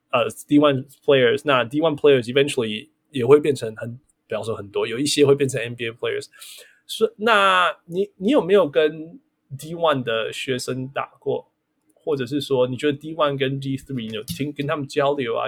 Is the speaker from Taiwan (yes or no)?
no; Canada; 我们是加拿大人